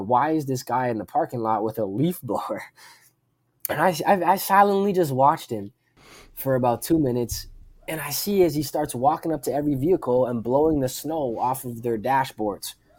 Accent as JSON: {"language": "English", "town": "Pickering", "region": "Ontario", "country": "Canada", "tie": "born or raised there", "said": "in my hometown of Pickering, Ontario, in Canada"}